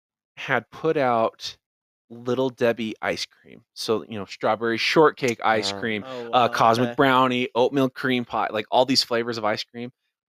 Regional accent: Taylor, Arizona, United States; I grew up in Taylor, Arizona.

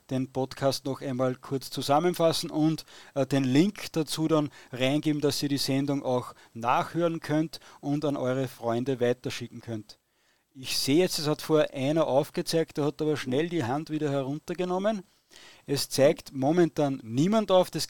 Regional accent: Austria; Und da muss ich als Österreicher natürlich sagen, in Österreich gibt es keine Korruption.

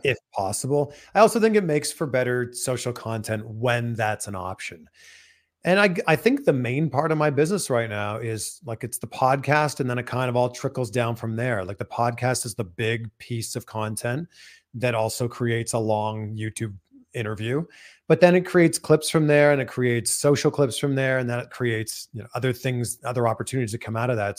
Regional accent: Canada; accent: Canadian English; now in United States; I live in America, but I'm Canadian. All I can speak is Canadian

